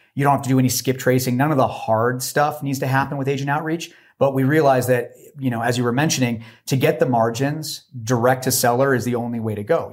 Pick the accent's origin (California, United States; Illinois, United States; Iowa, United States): California, United States; Los Angeles; moved away; also born or lived in Washington; I was actually from Los Angeles